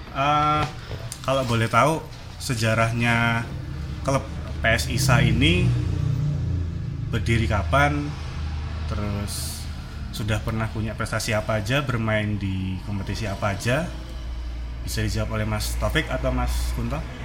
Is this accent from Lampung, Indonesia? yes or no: yes; Lampung, Indonesia; now in Salatiga, Indonesia; saya sebenarnya tuh bukan orang asli Salatiga. Saya itu dari Lampung.